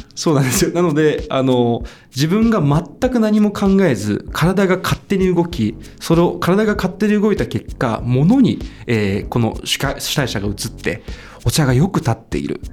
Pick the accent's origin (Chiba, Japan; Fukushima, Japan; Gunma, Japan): Chiba, Japan; Urayasu; also born or lived in Boulder, Colorado; 千葉の浦安ですね